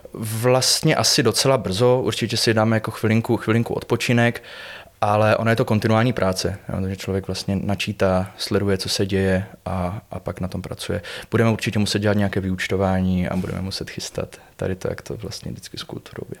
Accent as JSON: {"language": "Czech", "town": "Buchlovice", "region": "Zlín Region", "country": "Czechia", "said": "Já pocházím z Buchlovic teda, což je takový městys nedaleko Uherského hradiště"}